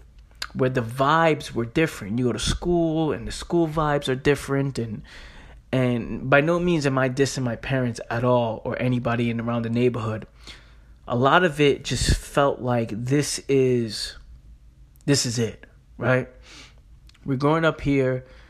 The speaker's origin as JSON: {"language": "English", "town": "Bronx", "region": "New York", "country": "United States", "tie": "born or raised there", "said": "Growing up in the Bronx, New York, growing up in the hood, right? People dying up the block, people selling drugs"}